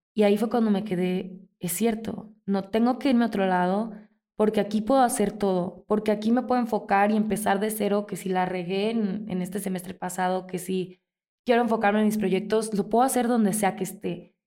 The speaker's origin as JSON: {"language": "Spanish", "town": "Mazatlán", "region": "Sinaloa", "country": "Mexico", "tie": "born or raised there", "moved": "yes", "lives_now": "Morelia, Mexico", "said": "Yo soy de Mazatlán, allá crecí y mi papá y mis hermanos viven allá"}